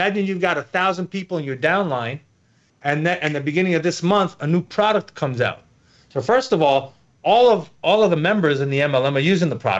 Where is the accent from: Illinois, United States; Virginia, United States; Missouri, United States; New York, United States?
New York, United States; New York City; moved away; I'm from New York City originally, right?